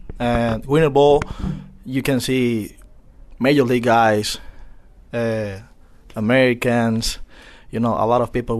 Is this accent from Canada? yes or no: no; Venezuela; I'm from Venezuela, and I'm 30 years old.